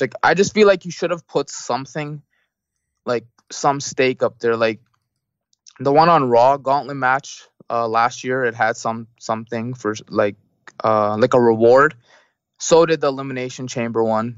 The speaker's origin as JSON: {"language": "English", "country": "Canada", "said": "I'm Canadian"}